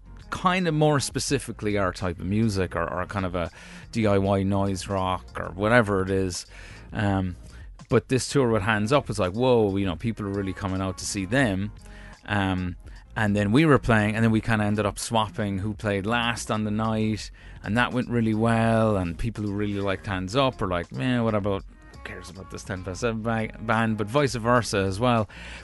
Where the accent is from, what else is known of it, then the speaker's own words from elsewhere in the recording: United States; born there; Maybe I am one, actually, because I was born in America.